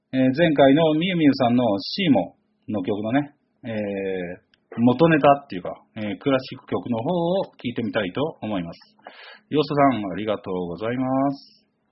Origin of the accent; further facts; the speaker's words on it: Chigasaki, Kanagawa, Japan; 育ちは神奈川県茅ヶ崎市でございます。